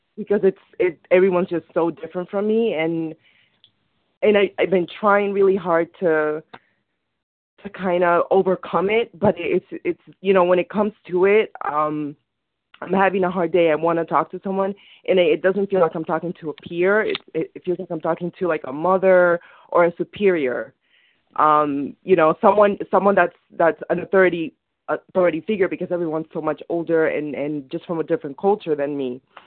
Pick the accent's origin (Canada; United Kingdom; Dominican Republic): Dominican Republic; now in Westchester, United States; I'm Dominican. I'm from the Dominican Republic